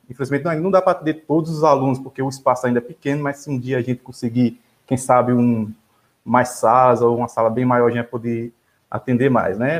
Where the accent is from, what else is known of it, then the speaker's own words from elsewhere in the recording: Rio Grande do Norte, Brazil; moved away as an adult; Eu venho do Rio Grande do Norte, né? Nesse momento eu estou também no Rio Grande do Norte